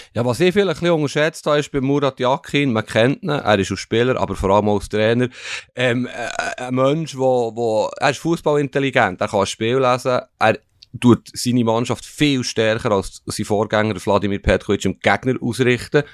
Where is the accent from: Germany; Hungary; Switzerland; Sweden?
Switzerland; German-speaking Switzerland; uns Deutschschweizer